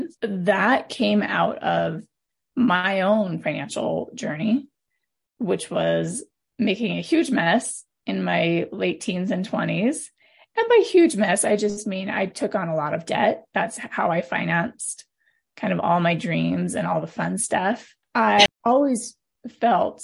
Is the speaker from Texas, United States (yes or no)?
no; Montana, United States; moved away as an adult; also born or lived in Arizona / California / Nevada; now in Utah, United States; I was born and raised in Montana, and I'm just a Montana girl at my heart, third generation Montanan.